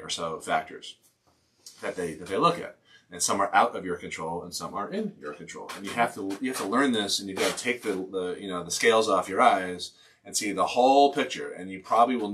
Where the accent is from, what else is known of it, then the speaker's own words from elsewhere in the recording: Newton, Massachusetts, United States; when I was growing up outside of Boston, Newton, Mass, up, you know, two miles away from Boston College